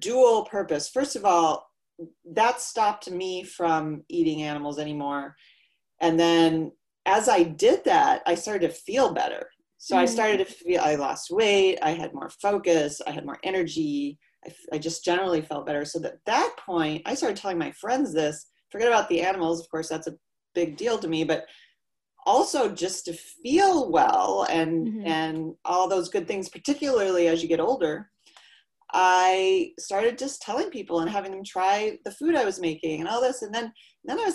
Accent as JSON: {"language": "English", "region": "Iowa", "country": "United States", "tie": "born or raised there", "said": "I was raised in Iowa and grew up with horses"}